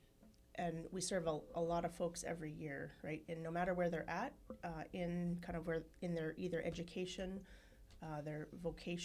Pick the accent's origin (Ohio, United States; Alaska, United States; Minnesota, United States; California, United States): Alaska, United States; Dillingham; My family comes from Kakdagru, which is Kotzebue, and I grew up in Chogiung in Dillingham.